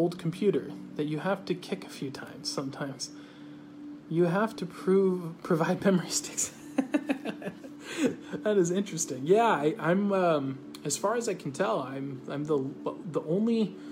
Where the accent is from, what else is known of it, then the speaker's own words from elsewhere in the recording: United States; I'm American